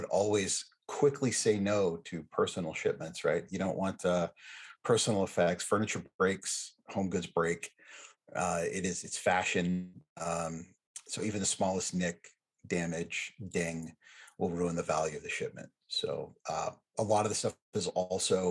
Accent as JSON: {"language": "English", "country": "United States", "said": "as an American"}